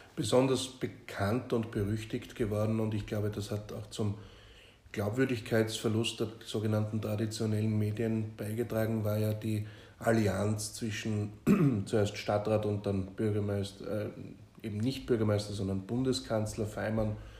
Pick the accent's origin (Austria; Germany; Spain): Austria; als Österreicher